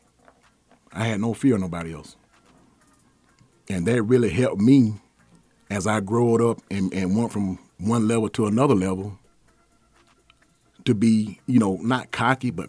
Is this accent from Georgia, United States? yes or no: yes; Athens, Georgia, United States; moved away; growing up in Athens, we were all family